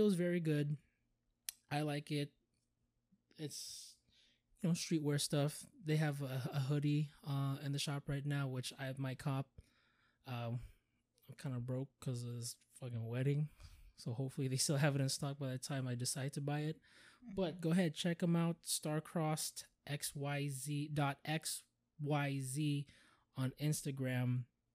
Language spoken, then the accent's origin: English; Hawaii, United States; I was born in Hawaii